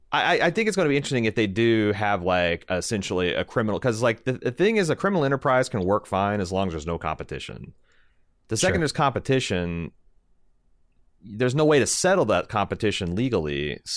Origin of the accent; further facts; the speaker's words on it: Midwest, United States; I'm from the Midwest.